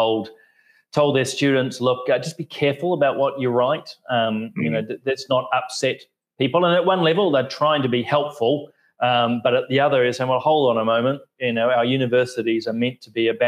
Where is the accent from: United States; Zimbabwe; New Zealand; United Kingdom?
New Zealand; as a Kiwi politician